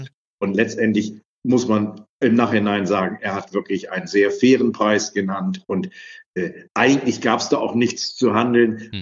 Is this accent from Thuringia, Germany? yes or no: no; Kiel, Schleswig-Holstein, Germany; Ich bin in Kiel groß geworden